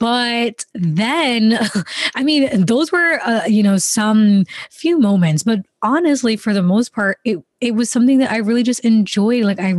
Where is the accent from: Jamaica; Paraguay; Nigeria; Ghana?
Jamaica; also born or lived in London, United Kingdom / Canada; now in United States; I was born in Jamaica. Then we lived there for most of the time. In the middle of that, I went to London and then we went back to Jamaica. And then we went to Canada. Then we came to America